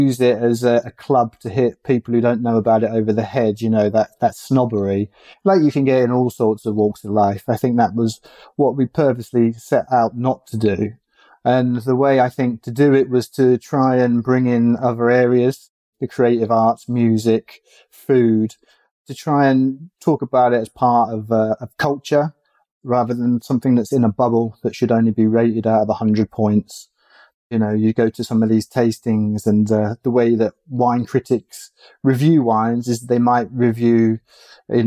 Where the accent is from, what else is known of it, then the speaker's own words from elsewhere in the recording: England, United Kingdom; growing up in England